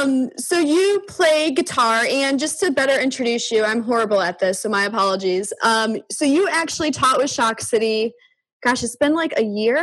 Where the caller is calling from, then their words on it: St. Louis, Missouri, United States; So I'm joining you from St. Louis, Missouri.